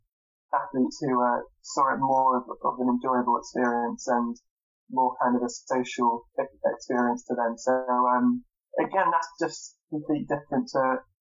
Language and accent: English; Trowbridge, South West England, United Kingdom; also born or lived in Bath; my parents are from Trowbridge and I grew up in Trowbridge